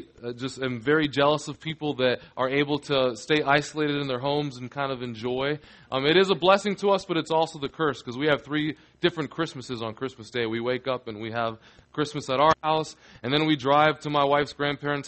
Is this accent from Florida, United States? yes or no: yes; Orlando, Florida, United States; I'm adopted, so I was born here in Orlando, but I was raised by a Cuban family